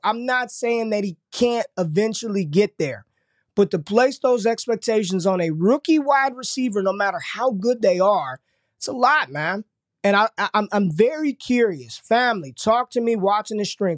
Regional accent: Las Vegas, Nevada, United States; my home state, Nevada

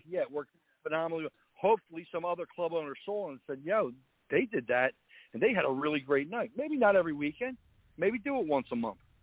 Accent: New Jersey, United States

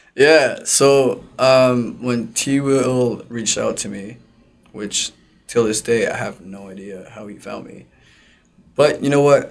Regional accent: Mississauga, Ontario, Canada; I'm from Mississauga

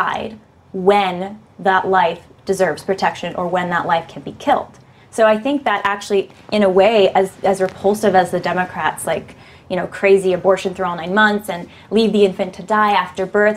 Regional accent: California, United States; also born or lived in Berkeley, California; I'm from California. I live in Berkeley right now

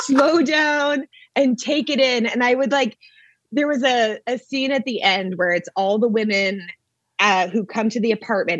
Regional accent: Maine, United States; moved away as an adult; now in Los Angeles, United States; we grew up in New England

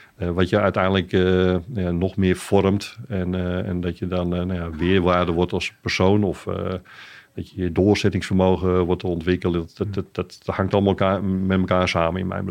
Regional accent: Amsterdam, North Holland, Netherlands; van origine ben ik een Amsterdammer

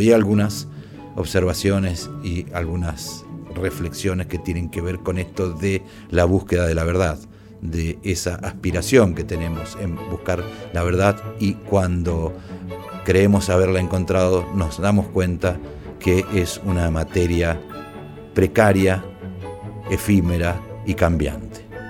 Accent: Mendoza, Argentina; Soy abuelo y mendocino.

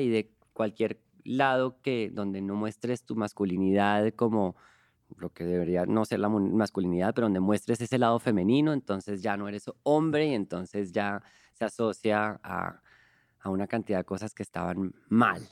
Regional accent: Colombia; now in Mexico; Yo soy un cantante colombiano

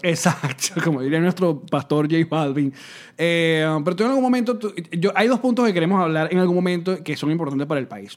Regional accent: Venezuela; las venezolanadas que decimos

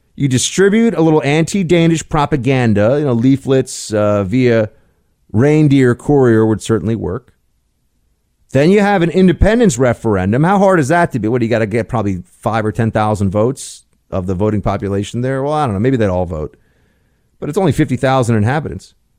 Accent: New York, United States; I'm from New York

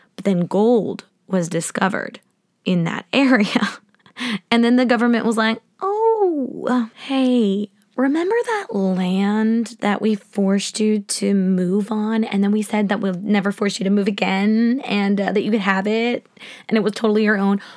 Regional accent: Kansas, United States; I was born in Kansas.

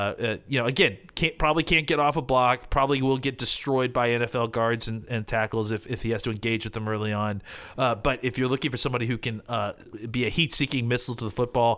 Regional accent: Dallas, Texas, United States; I'm from Dallas.

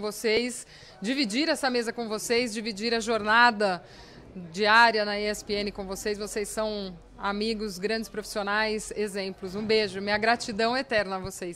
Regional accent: Araraquara, São Paulo, Brazil; sou nascida em Araraquara

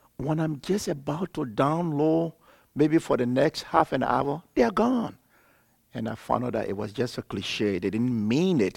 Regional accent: Liberia; I'm from Liberia, West Africa.

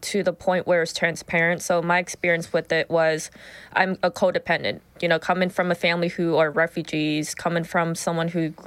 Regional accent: Whitehall, Ohio, United States; I was born and raised in Whitehall

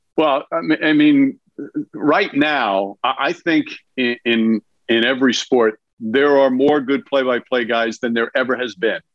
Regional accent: New York, United States; as a New Yorker and as a Knicks fan

